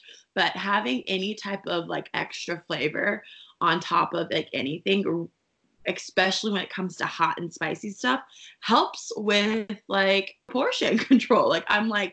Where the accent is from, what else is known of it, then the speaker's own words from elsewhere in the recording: Texas, United States; I'm from Texas